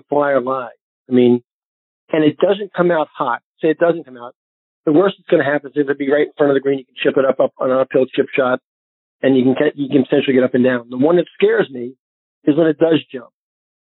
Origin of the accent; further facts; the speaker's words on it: Northeast, United States; now in Naples, United States; growing up in the Northeast